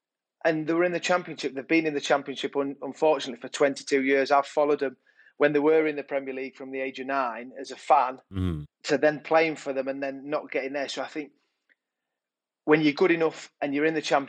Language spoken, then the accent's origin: English; Yorkshire and the Humber, United Kingdom; growing up in Yorkshire with two older brothers, Andy and Kev